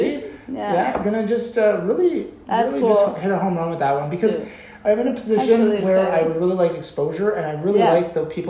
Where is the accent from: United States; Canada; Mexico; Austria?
Canada; because we're Canadian.